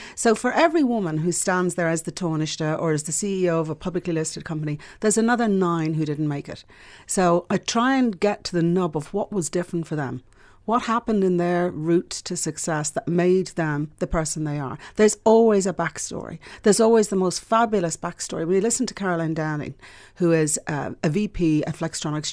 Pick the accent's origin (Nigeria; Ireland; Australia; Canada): Ireland; Dublin, Leinster; also born or lived in Scotland; I grew up in the Phoenix Park